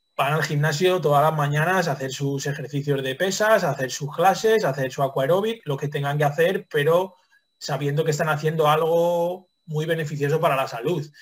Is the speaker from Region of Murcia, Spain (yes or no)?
no; Toledo, Castilla-La Mancha, Spain; moved away; yo soy toledano